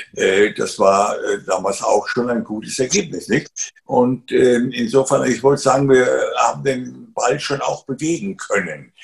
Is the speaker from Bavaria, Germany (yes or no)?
yes; Garmisch-Partenkirchen, Bavaria, Germany; Ich bin ja im Süden aufgewachsen